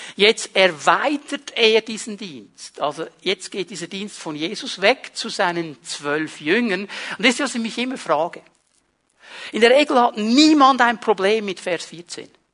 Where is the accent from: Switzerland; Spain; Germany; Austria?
Switzerland; Ich war meine ganze Jugend in diesem kleinen Dorf, wo ich aufgewachsen bin, der Cink, der Außenseiter, der Itaker, der nichts zu sagen hatte